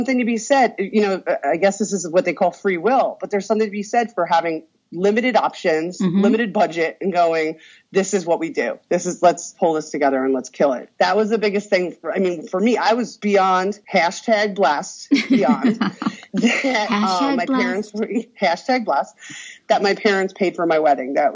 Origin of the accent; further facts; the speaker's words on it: Long Island, New York, United States; now in Florida, United States; We're all transients from Long Island, New York